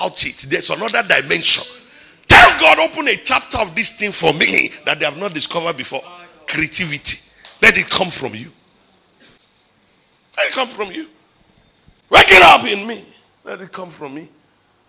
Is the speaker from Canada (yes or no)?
no; Ibadan, Oyo, Nigeria; from Ibadan